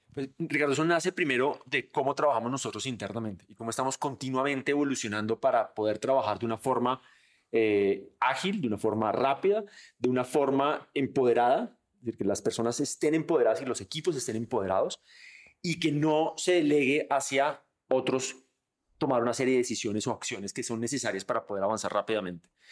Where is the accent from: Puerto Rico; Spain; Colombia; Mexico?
Colombia; nosotros como colombianos